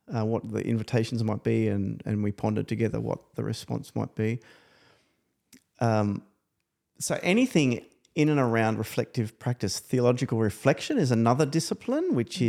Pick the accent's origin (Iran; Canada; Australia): Australia; New South Wales; I come from New South Wales